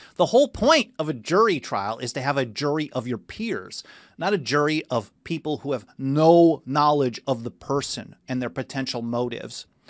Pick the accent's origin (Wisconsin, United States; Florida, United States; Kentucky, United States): Wisconsin, United States; Milwaukee; moved away as an adult; now in Southern California, United States; I grew up in Milwaukee.